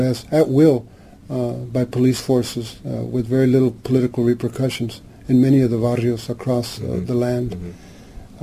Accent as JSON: {"language": "English", "town": "Santa Ana", "region": "California", "country": "United States", "tie": "born or raised there", "said": "I was born here in Santa Ana in uh, the barrio called Santa Anita, uh, which is still there"}